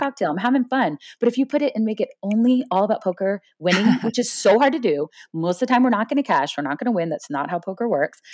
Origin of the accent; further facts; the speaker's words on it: Florida, United States; I grew up in Florida